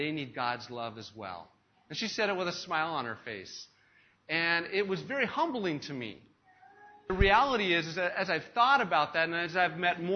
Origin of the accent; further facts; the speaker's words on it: United States; moved away; I have as an American, a Western American, who has been taught and brought up in a culture where it's all about the individual